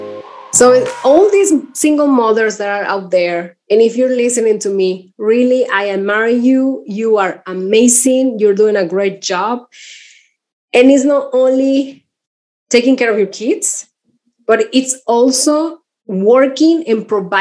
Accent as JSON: {"language": "English", "town": "Torreón", "region": "Coahuila", "country": "Mexico", "also_born_or_lived": "San Francisco / Mexico City", "second_language": "English", "moved": "as an adult", "said": "I'm from Mexico. I'm from the north, and it's a city called Torreón."}